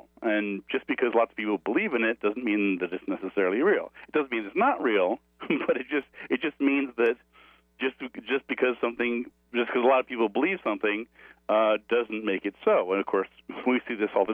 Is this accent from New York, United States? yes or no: no; New Mexico, United States; I grew up here in New Mexico, where I am now.